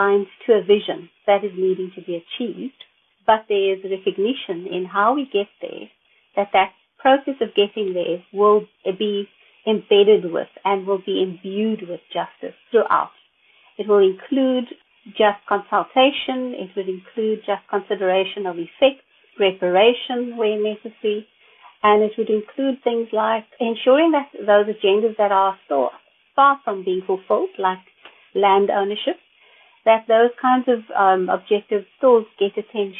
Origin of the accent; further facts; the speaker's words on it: South Africa; speaking as a South African